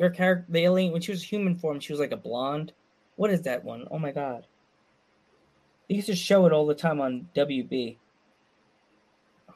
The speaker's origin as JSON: {"language": "English", "area": "Long Island", "region": "New York", "country": "United States", "tie": "born or raised there", "said": "I grew up on Long Island"}